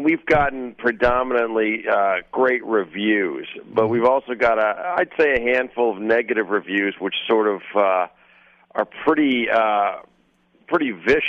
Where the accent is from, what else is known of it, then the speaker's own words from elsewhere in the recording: United States; also born or lived in Iran (ancestry); although I'm American, I'm of Iranian descent, and I know the Iranian community very well.